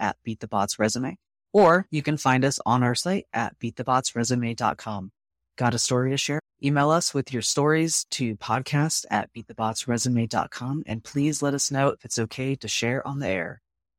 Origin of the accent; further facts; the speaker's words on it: Arizona, United States; moved away as an adult; I'm from Arizona. I had never been on a boat before.